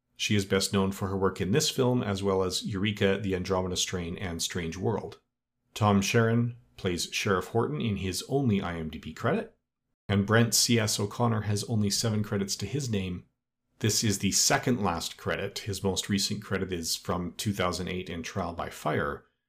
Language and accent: English; Edmonton, Alberta, Canada; Edmonton, which is my hometown and where I still live